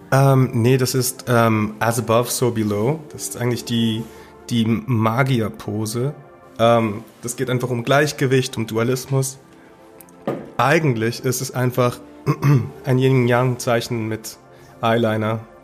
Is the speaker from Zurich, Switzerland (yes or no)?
no; Basel, Basel-Stadt, Switzerland; meiner Heimatstadt Basel